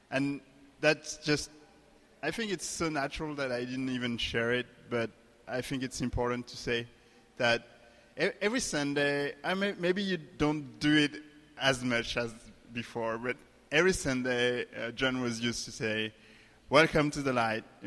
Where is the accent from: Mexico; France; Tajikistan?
France; English is a second language; moved away as an adult; now in United States; we came from France, like Flora said, different country, different culture, different language.